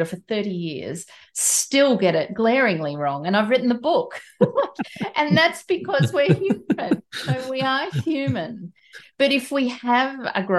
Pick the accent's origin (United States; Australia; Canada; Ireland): Australia; I'm Australian, I'm not a New Zealander.